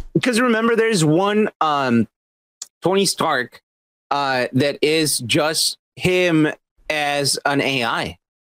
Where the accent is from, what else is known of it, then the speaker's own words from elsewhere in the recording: Mexico; now in United States; Growing up in Mexico, like we had all the anime